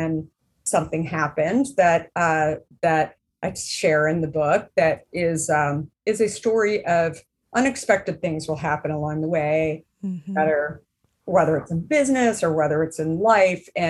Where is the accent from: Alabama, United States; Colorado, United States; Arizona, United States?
Arizona, United States; I grew up in Arizona